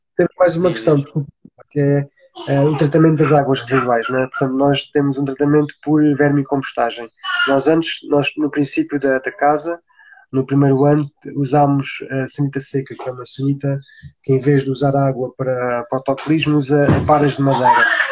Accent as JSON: {"language": "Portuguese", "town": "Beja", "region": "Alentejo", "country": "Portugal", "tie": "born or raised there", "also_born_or_lived": "Lisbon", "moved": "as an adult", "said": "eu nasci em Beja, sou lentejano, eh, toda a minha família é lentejana"}